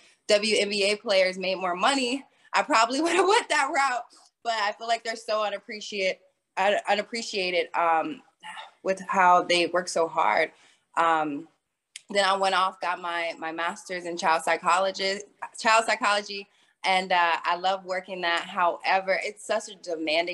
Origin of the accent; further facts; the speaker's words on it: Vero Beach, Florida, United States; I am first generation American. I am from Vero Beach, Florida. I grew up playing basketball